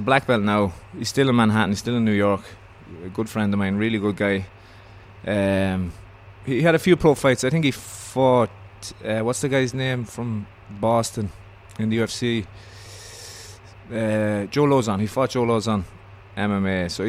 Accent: Ireland; But being the Irish fella that I was, so I'd ring up Henzo's

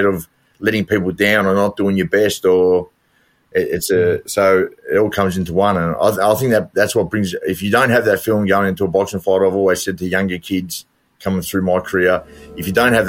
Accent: Melbourne, Victoria, Australia; Yeah, I mean, I believe it was a better time. It was a good era. It was a working class area. You had your mates. We didn't have much as kids, but we made do with what we had

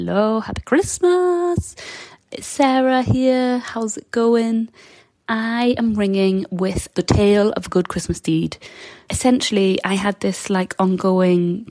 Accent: Newcastle upon Tyne, North East England, United Kingdom; so I'm from Newcastle

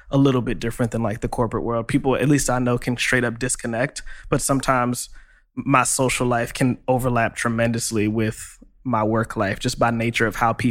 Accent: New York, United States; it's like I'm I'm from Long Island.

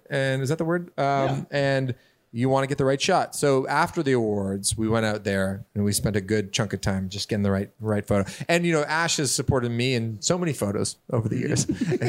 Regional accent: Canada; I'm from Canada.

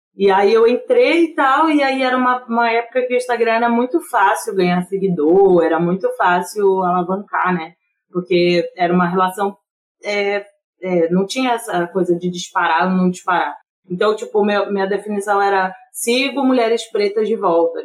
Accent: Rio de Janeiro, Brazil; moved away; also born or lived in Rio Grande; eu sou do Rio de Janeiro, né, de Campo Grande, eu fui criada em Campo Grande

